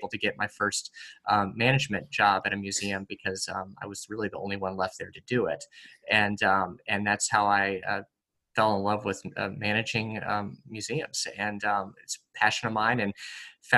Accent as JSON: {"language": "English", "region": "East Coast", "country": "United States", "tie": "born or raised there", "also_born_or_lived": "Midwest", "said": "I grew up born in the Midwest, but moved to the East Coast when I was about 10 years old, and have been kind of living in the Eastern Seaboard for most of my life, and grew up with obviously some rich history around me"}